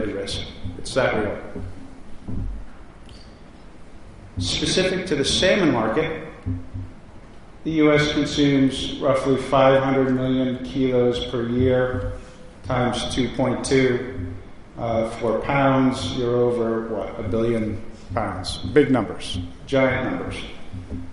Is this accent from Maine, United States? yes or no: yes; Yarmouth, Maine, United States; I grew up in Yarmouth